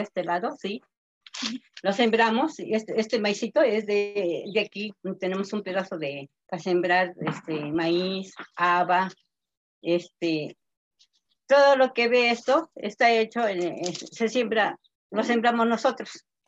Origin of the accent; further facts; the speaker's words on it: Santa Inés Acuitlapilco, Tlaxcala, Mexico; soy del estado de Tlaxcala, municipio Santa Inés Acatelco.